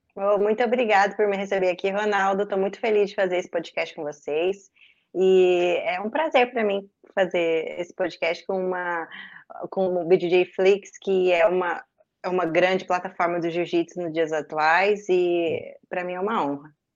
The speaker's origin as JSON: {"language": "Portuguese", "town": "Campo Mourão", "region": "Paraná", "country": "Brazil", "tie": "born or raised there", "also_born_or_lived": "Curitiba", "moved": "as an adult", "said": "em Campo Mourão, na minha cidade natal"}